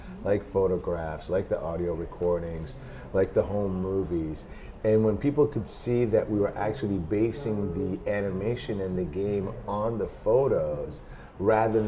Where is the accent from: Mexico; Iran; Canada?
Iran; moved away; I grew up in Iran